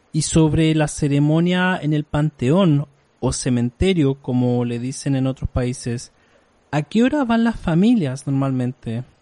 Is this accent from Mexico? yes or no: no; Chile; En mi país, Chile, no hay nada similar en estas fechas